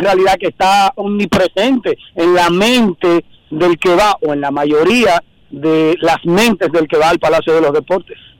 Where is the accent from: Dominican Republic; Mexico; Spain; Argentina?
Dominican Republic; nosotros como dominicanos, como amantes del baloncesto